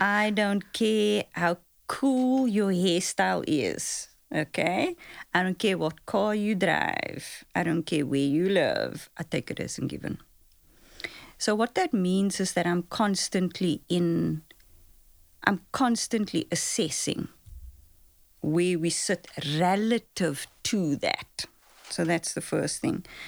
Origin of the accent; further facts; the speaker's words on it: Cape Town, Western Cape, South Africa; I grew up in Lavendale, so I grew up on the Cape Flats